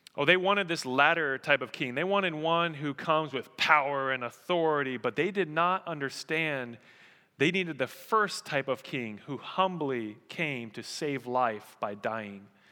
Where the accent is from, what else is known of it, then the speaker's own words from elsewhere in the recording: Colorado, United States; I grew up in Colorado.